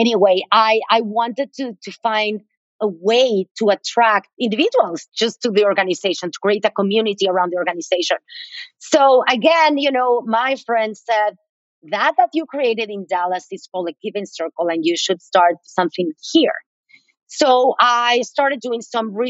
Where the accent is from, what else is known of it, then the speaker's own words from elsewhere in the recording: Mexico City, Mexico; moved away as an adult; also born or lived in Boston / San Francisco; now in United States; I am from Mexico City. I moved to the U.S. about 24 years ago. to go to graduate school.